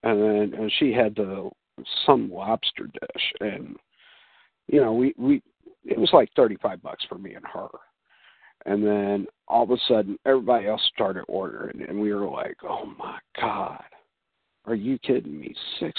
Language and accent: English; Illinois, United States; Well, yeah, okay, I'm from Illinois